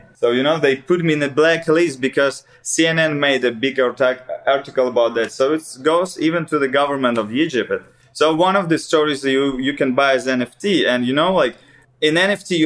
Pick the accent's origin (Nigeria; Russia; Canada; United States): Russia; English is a second language; I'm actually from Russia